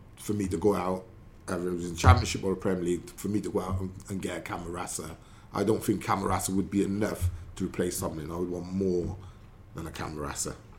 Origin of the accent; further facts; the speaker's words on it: Newport, Wales, United Kingdom; my childhood, growing up in England in Newport